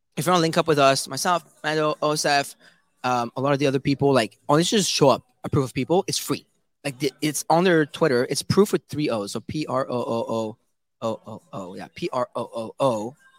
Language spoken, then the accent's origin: English; Canada; I am from Canada.